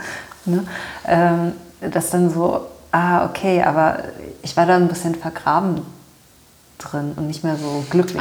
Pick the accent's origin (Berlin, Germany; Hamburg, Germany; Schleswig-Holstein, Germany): Berlin, Germany; Ich bin in Berlin aufgewachsen